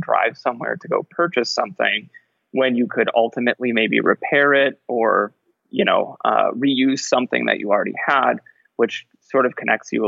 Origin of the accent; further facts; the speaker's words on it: rural Wisconsin, United States; now in Bloomington, United States; I grew up in rural Wisconsin, like right in the middle of Wisconsin on the outskirts of a like medium small town